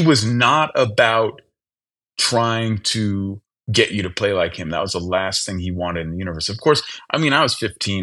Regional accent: Berkeley, California, United States; where I grew up in the Bay Area

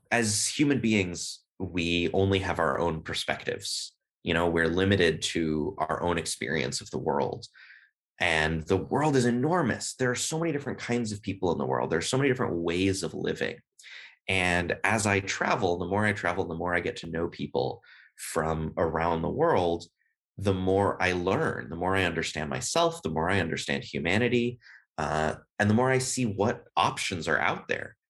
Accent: Berkeley, California, United States; first language English; moved away as an adult; also born or lived in Beijing, China; now in Sweden; I'm originally, as I said, from Berkeley, California

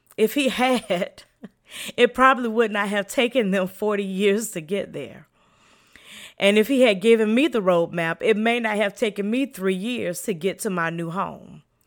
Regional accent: the South, United States; I am from the South and in the country

